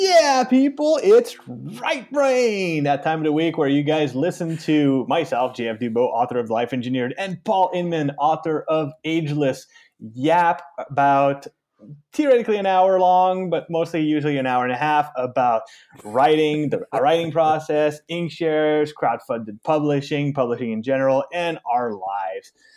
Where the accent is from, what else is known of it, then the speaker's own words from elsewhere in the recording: Canada; I'm, I'm French Canadian